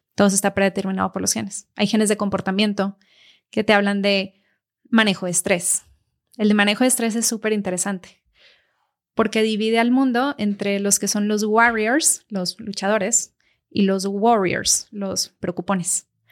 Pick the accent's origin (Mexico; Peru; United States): Mexico; casi todos los mexicanos traemos del País Vasco porque de ahí venían